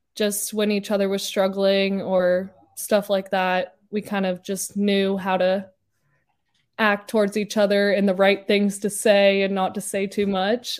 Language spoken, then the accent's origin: English; Littleton, Colorado, United States; moved away; there wasn't much beach growing up in Colorado